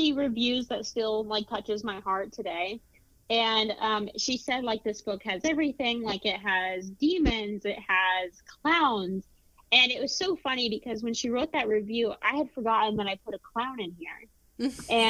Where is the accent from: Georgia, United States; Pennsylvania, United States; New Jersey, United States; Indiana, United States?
Indiana, United States; Indianapolis; my hometown in Indianapolis